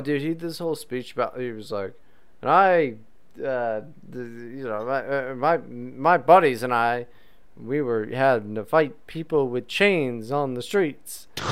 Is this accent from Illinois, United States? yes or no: no; West Virginia, United States; I'm not from Virginia, West Virginia.